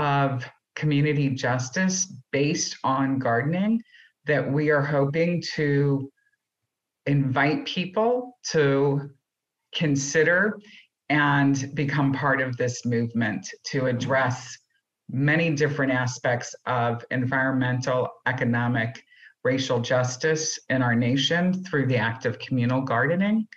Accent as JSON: {"language": "English", "town": "St. Louis", "region": "Missouri", "country": "United States", "tie": "born or raised there", "said": "I grew up in St. Louis, Missouri."}